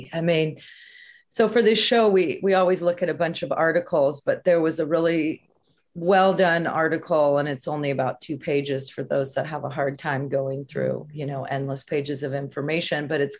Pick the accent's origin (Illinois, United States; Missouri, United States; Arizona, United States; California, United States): California, United States; San Francisco; I grew up in San Francisco during the AIDS epidemic.